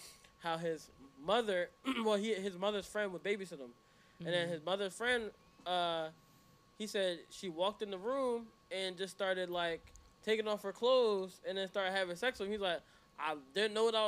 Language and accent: English; Jamaica; It's okay. We're Jamaican.